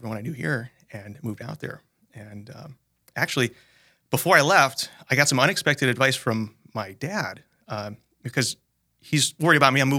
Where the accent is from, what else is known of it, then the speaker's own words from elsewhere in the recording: Sioux Falls, South Dakota, United States; So I'm guy from Sioux Falls. I grew up here, went to public school, small family, just my brother, my parents, and I.